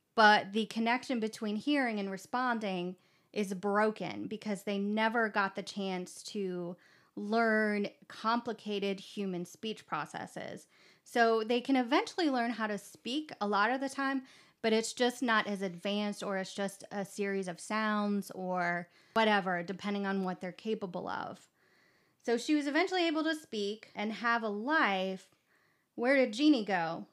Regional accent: Kentucky, United States; I was born in Kentucky

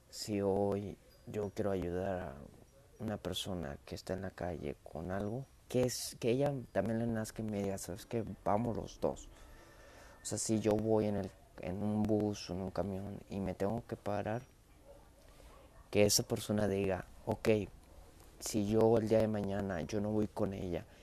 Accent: Monterrey, Nuevo León, Mexico; Y sí, sí, soy de México, soy regiomontano, soy mexicano.

